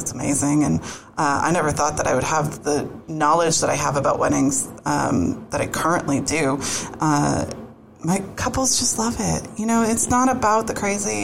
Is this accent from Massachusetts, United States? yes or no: yes; Boston, Massachusetts, United States; moved away as an adult; now in Florida, United States; grew up just outside of Boston